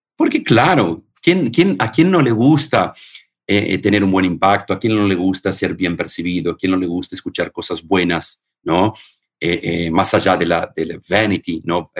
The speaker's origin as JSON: {"language": "Spanish", "country": "Argentina", "tie": "born or raised there", "also_born_or_lived": "Bebedouro, Brazil", "moved": "yes", "said": "Yo cuando era chiquito en, Argentina, en el Don Bosco, estudiaba en el Don Bosco"}